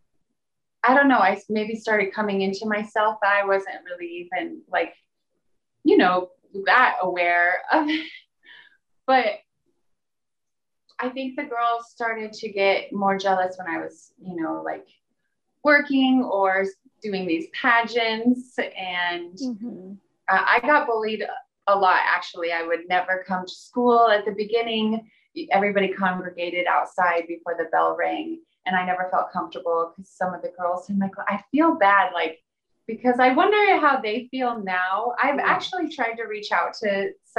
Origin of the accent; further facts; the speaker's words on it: Hamburg, Iowa, United States; moved away; also born or lived in New York; My hometown is Hamburg, Iowa.